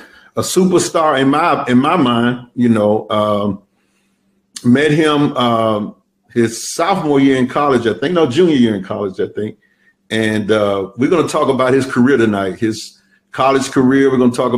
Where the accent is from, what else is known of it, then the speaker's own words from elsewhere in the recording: Birmingham, Alabama, United States; I'm from Birmingham